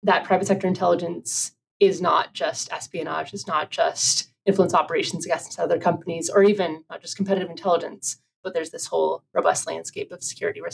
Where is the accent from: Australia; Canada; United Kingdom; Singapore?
Canada; moved away; my home country of Canada